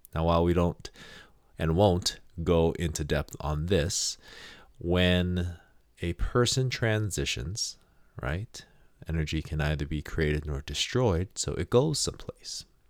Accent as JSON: {"language": "English", "region": "Hawaii", "country": "United States", "said": "I am from Hawaii"}